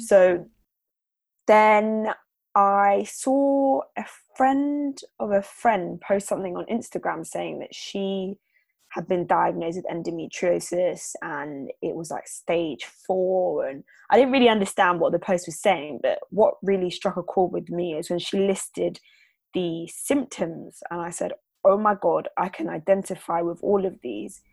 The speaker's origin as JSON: {"language": "English", "region": "London", "country": "United Kingdom", "tie": "born or raised there", "said": "I'm from London, born and raised."}